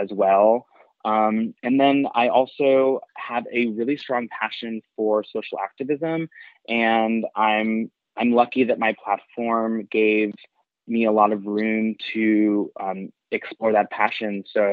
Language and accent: English; New York City, New York, United States; also born or lived in Long Island, New York; I grew up in Queens and Long Island